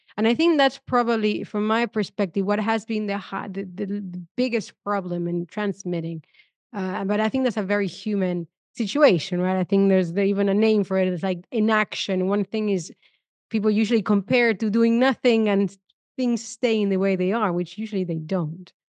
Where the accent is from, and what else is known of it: Argentina; moved away